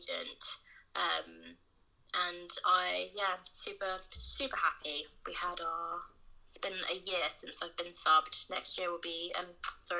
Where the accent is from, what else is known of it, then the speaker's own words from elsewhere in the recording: England, United Kingdom; But I was born in England